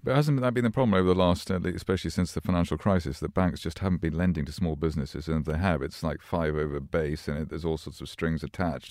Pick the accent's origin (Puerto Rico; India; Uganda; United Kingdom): United Kingdom; Glasgow, Scotland; I was born in Glasgow